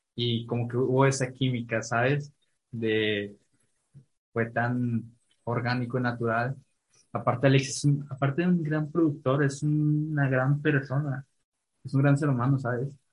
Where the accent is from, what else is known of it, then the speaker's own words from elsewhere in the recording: Ciudad Valles, San Luis Potosí, Mexico; yo soy de Valles